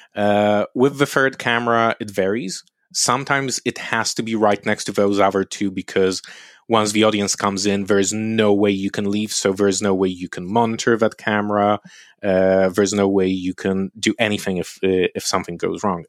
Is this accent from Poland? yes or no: yes; Lublin, Lublin Voivodeship, Poland; moved away; also born or lived in London; my hometown, Lublin, is a university city